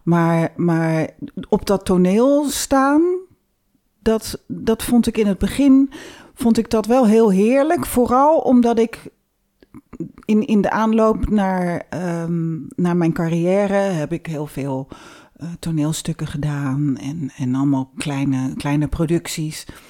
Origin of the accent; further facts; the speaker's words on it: Rotterdam, South Holland, Netherlands; we komen uit Rotterdam